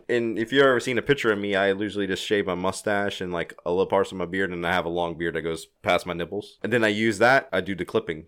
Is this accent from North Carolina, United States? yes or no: no; Louisiana, United States; I'm from Louisiana